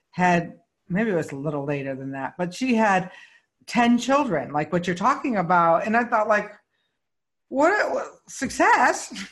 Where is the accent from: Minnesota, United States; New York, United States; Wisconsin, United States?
New York, United States; Syracuse; now in Palm Springs, United States; I came from Syracuse.